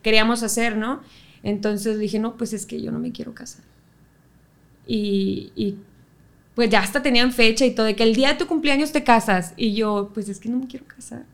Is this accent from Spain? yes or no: no; Monterrey, Nuevo León, Mexico; De, Monterrey, sí, yo soy aquí regia, regia. Un 6 de enero del 95